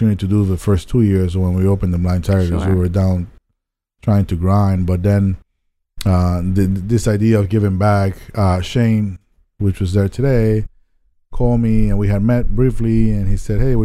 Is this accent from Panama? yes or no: yes; Panama City, Panama; English is a second language; moved away as an adult; also born or lived in Tallahassee, Florida; I was born and raised in Panama, Panama City